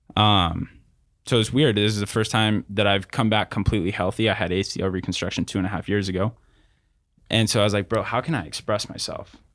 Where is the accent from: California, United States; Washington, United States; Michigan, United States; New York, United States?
California, United States; Riverside; also born or lived in North Texas; born and raised in Riverside, California